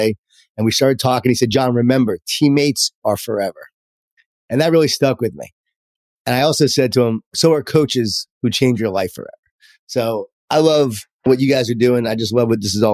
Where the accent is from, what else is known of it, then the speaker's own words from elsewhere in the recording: Long Island, New York, United States; I grew up in Long Island, New York, in a Jewish Italian family